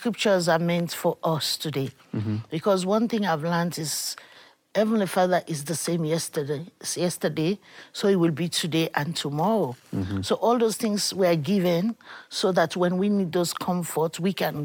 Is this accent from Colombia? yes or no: no; Sierra Leone; I come from Sierra Leone, and my country had a war for 12 years